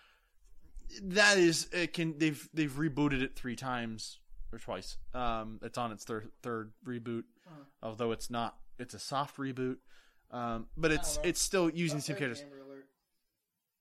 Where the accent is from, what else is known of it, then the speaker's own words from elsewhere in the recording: United States; I'm American